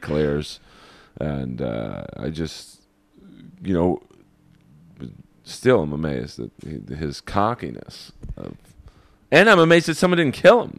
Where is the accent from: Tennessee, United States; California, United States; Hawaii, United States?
California, United States; Los Angeles; as a Jew growing up in Bel Air